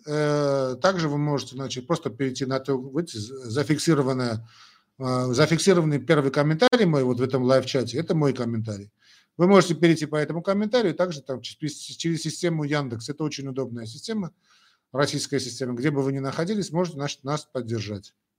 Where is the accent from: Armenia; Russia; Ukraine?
Armenia; first language Armenian; Russian is a second language; я армянин, родился в Советском Союзе. Значит, э, понятно, что армянский язык для меня родной язык, а что касается русского языка, это мой второй родной язык